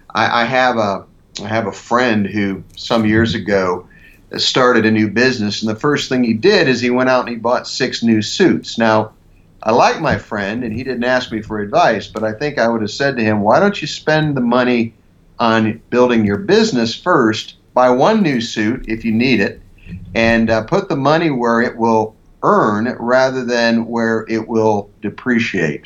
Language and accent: English; Ohio, United States; moved away as an adult; also born or lived in Milwaukee, Wisconsin / Philadelphia, Pennsylvania; now in Denver, United States; I grew up in the Midwest. I grew up on a farm, a cattle farm and crop farm in Ohio